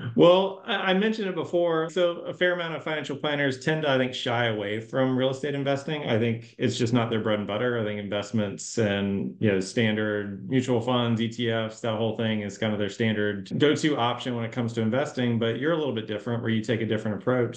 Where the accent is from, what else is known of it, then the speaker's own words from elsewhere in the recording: Jacksonville, Florida, United States; Jacksonville, my hometown